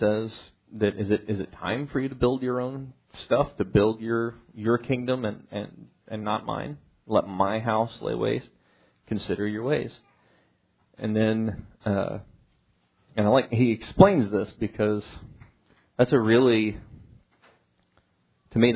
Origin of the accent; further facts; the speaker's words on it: Kansas, United States; growing up in Kansas, I know nothing about farming.